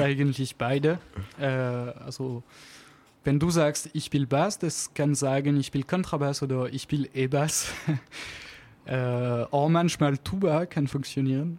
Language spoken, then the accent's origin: German; Auvergne-Rhône-Alpes, France; accent: French; German is a second language; moved away as an adult; now in Stuttgart, Germany; ich komme aus Anzig in der Alpen